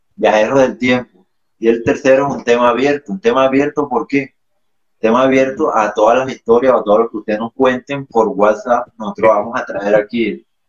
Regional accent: Barranco de Loba, Bolívar, Colombia; moved away; de mi pueblo que es Barranco

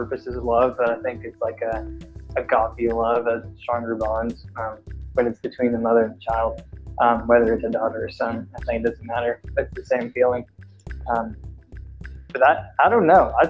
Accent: Scottsburg, Indiana, United States; also born or lived in Seymour, Indiana; now in Indianapolis, United States; Scottsburg is my hometown

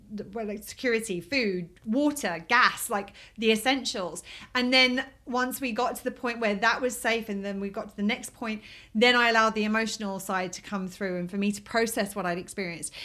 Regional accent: England, United Kingdom; moved away as an adult; now in Key West, United States; I'm from England

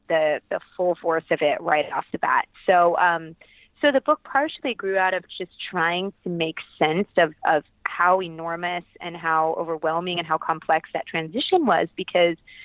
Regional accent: Columbus, Ohio, United States; I grew up in Columbus, Ohio

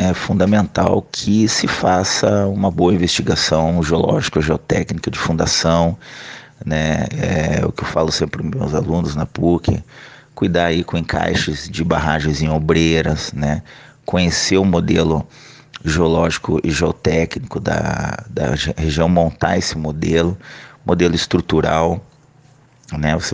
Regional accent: Curitiba, Paraná, Brazil; moved away as an adult; Como eu saí de Curitiba em 2006 para trabalhar no norte desse Brasil, e estou ainda trabalhando é, em outras regiões que não são a minha

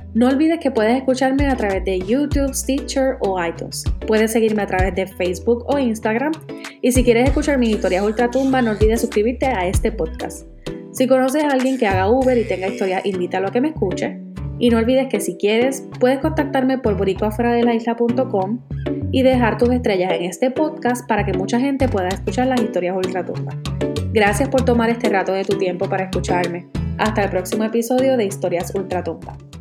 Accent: Puerto Rico; moved away as an adult; soy de la isla del encanto, Puerto Rico

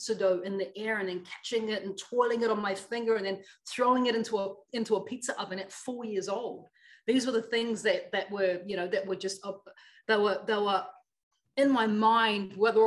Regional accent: Auckland, New Zealand; I grew up in Otara, Auckland, South Auckland, I should say, New Zealand

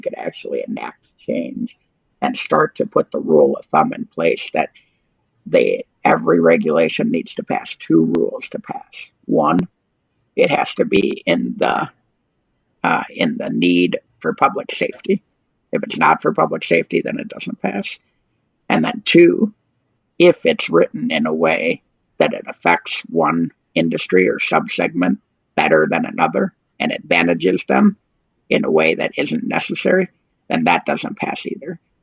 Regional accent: Ann Arbor, Michigan, United States; now in Oklahoma, United States; I grew up in Ann Arbor, Michigan, which is a very Democratic city

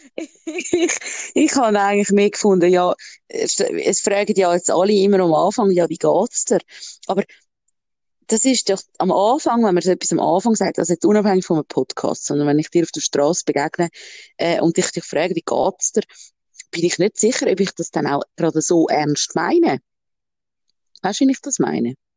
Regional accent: Switzerland; bei uns in der Schweiz, äh, jetzt im Appenzell

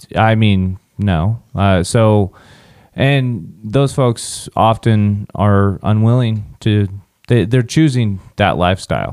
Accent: Southwest Kansas, United States; growing up in Southwest Kansas, field parties, drinking, weekends

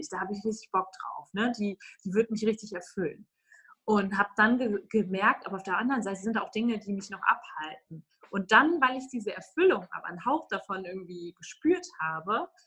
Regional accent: Düsseldorf, North Rhine-Westphalia, Germany; ich bin zum Beispiel in Düsseldorf zwar aufgewachsen, aber in einem kleinen Teil von Düsseldorf

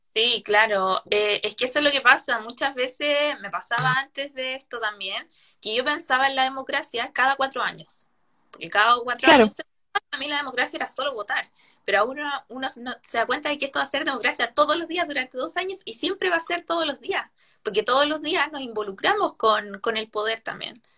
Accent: Chimbarongo, O'Higgins, Chile; Yo soy de Chimbarongo, de la sexta región

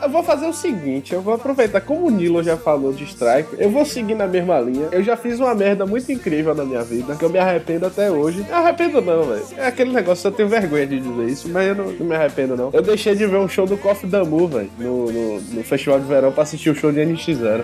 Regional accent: Brazil; moved away as an adult; depois que eu saí do Brasil

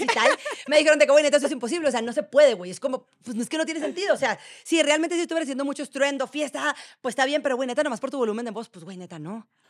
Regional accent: Guasave, Sinaloa, Mexico; moved away as an adult; also born or lived in Monterrey, Mexico; now in Mexico City, Mexico; yo que soy de Guasave, una ciudad súper chiquita

